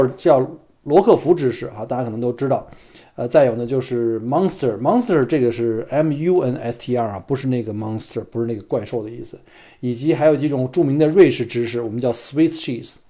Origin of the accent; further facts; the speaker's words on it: Beijing, China; 我呢，就一土生土长的北京人啊，当然可能北京人听我的口音并不北京了，因为从小生产生长在这个燕山石化。